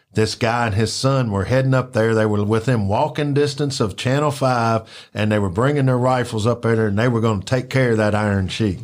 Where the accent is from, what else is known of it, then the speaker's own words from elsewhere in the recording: Memphis, Tennessee, United States; I grew up in Orange Mound.